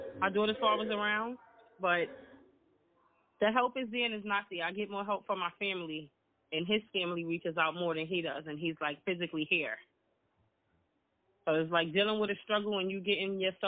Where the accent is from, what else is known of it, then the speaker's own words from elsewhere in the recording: New York City, New York, United States; I'm from the Bronx